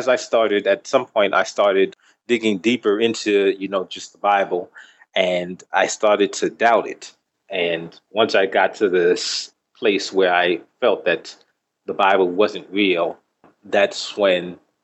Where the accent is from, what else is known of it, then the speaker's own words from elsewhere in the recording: New York City, New York, United States; I was born and raised in New York, Bronx